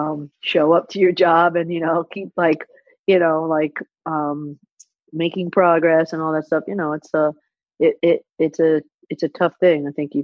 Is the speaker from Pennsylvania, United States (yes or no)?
no; New York, United States; I don't even mean where I'm from as far as on the map. I mean, like, you know, children of immigrants that, you know, come to New York